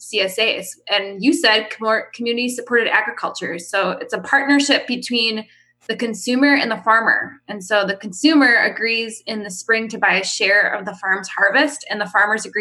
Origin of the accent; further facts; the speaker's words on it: Lake Country area, Wisconsin, United States; also born or lived in Wales, Wisconsin; I live in Wales. I was born and raised in like the Lake Country area.